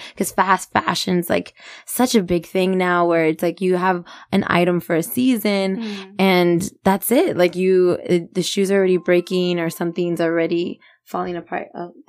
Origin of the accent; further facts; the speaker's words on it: Magnolia Park, Texas, United States; I'm a girl from the barrio. I'm from Magnolia Park.